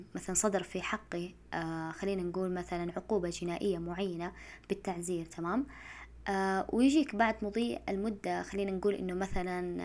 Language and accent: Arabic; Saudi Arabia; إحنا عندنا في المملكة العربية السعودية